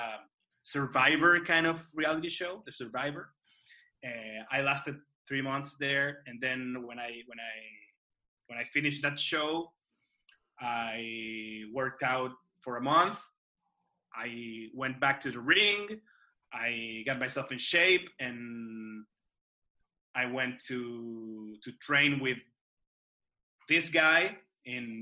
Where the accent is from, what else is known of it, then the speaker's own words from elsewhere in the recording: Santiago, Santiago Metropolitan Region, Chile; Chile, Santiago de Chile, my hometown